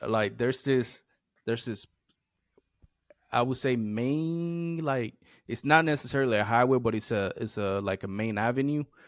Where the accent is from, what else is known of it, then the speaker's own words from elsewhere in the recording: United States; moved away; growing up in the Eastern Shore, we have a lot of trees